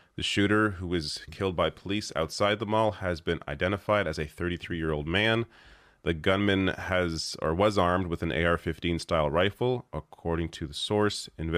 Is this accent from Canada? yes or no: yes; Canada; I feel like because I am a Canadian, I can offer a bit of a different perspective than your typical, you know, American news commentator